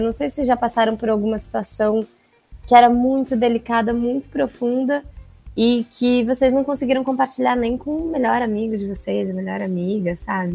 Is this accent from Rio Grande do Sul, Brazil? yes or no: no; São Paulo, Brazil; sou de São Paulo